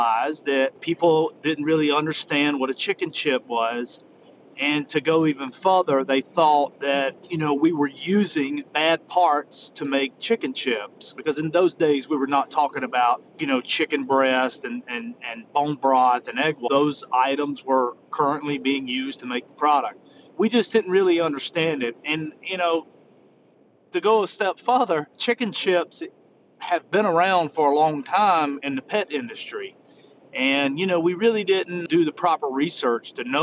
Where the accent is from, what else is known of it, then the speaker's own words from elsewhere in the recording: South Carolina, United States; I am from South Carolina, and that explains my accent.